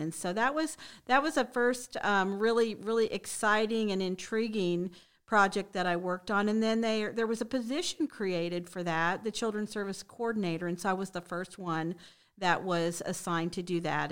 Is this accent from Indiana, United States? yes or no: yes; Shelbyville, Indiana, United States; moved away as an adult; now in Bradenton, United States; I'm really originally from the Midwest, so I'm from a small town in Indiana, Shelbyville